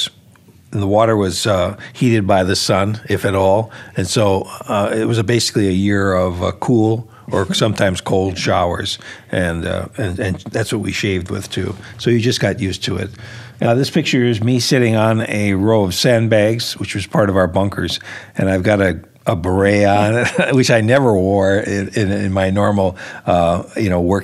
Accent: Milwaukee, Wisconsin, United States; moved away as an adult; also born or lived in New Jersey; my wife and I went to Milwaukee, which was my hometown

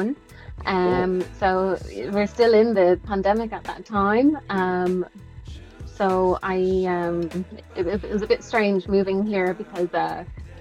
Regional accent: Dublin, Leinster, Ireland; moved away as an adult; now in Toronto, Canada; I am originally from Dublin. Dublin, Ireland, but my mum is Irish and my dad is Nigerian

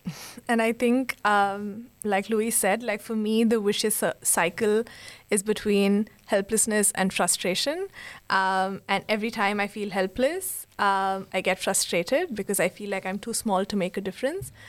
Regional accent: Bangalore, Karnataka, India; now in Sri Lanka; I'm from Bangalore, India, and I'm now based in Sri Lanka.

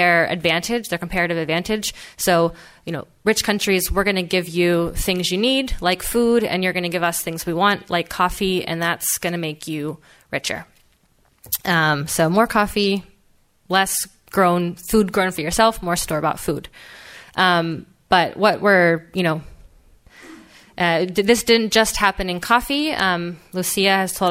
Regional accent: Philadelphia, Pennsylvania, United States; I grew up in Philadelphia

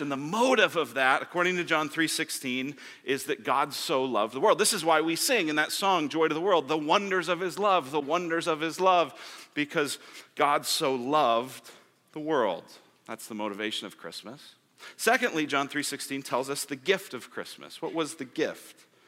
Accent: Colorado, United States; moved away as an adult; now in Arizona, United States; I'm from Colorado

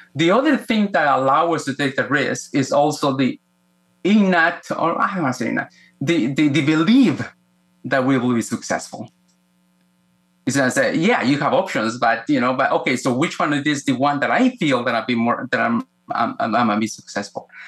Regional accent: Guatemala; moved away; I was born in Guatemala, Central America, uh, in a time in which was very violent for that part of the world, uh, political violence. I grew up in the middle of the Cold War

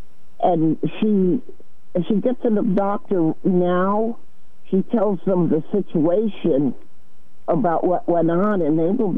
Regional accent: Preston, Connecticut, United States; Well, okay. I'm from Preston, though, into Westerly, and it's no big deal to get the papers.

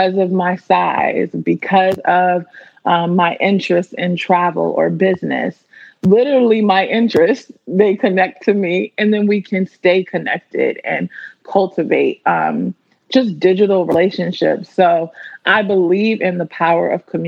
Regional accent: Washington, District of Columbia, United States; moved away as an adult; now in Los Angeles, United States; I'm born and raised in the Washington, D.C. area

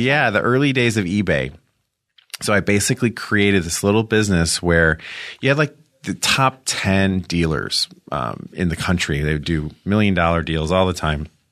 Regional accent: Rolling Meadows, Illinois, United States; I'm from Chicago, outside of Chicago

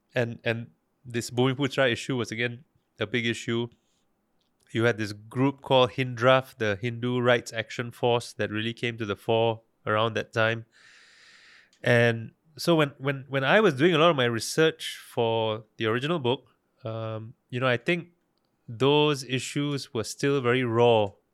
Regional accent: Singapore; also born or lived in Malaysia; I as a Singaporean

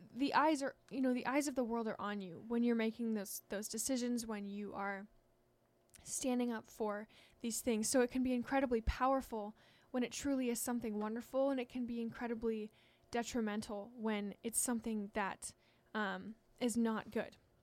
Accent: Washington, United States; I'm from Washington

